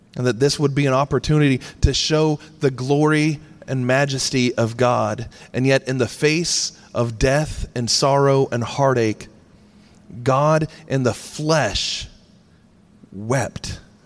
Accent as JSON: {"language": "English", "town": "Charleston", "region": "South Carolina", "country": "United States", "tie": "born or raised there", "said": "my hometown"}